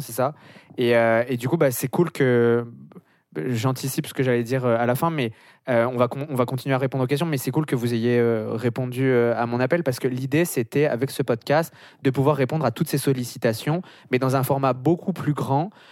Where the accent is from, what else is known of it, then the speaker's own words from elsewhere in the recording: France; moved away as an adult; now in Montreal, Canada; on est français